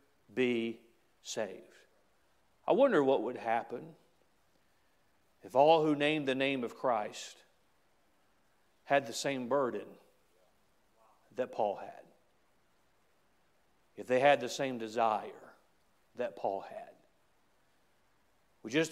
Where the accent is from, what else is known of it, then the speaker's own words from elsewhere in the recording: United States; I am an American